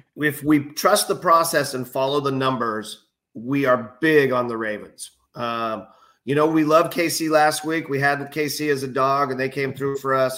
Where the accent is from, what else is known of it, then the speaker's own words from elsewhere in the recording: Bay Area, California, United States; I'm from the Bay Area